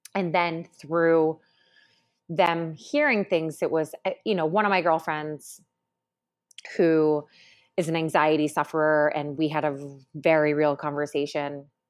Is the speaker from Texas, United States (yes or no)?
no; Syracuse, New York, United States; moved away; coming from a small town, I'm from Syracuse